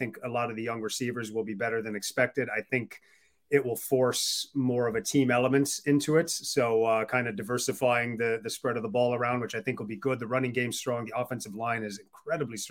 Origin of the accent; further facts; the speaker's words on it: Wisconsin, United States; moved away as an adult; also born or lived in West Coast of the United States; I'm originally from the West Coast of the States, but did most of my growing up in the Midwest and Wisconsin